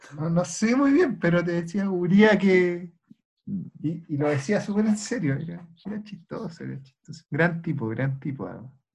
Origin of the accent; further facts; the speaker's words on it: Chile; los chilenos hablamos muy mala ¿eh? en comparación con nuestros pares latinoamericanos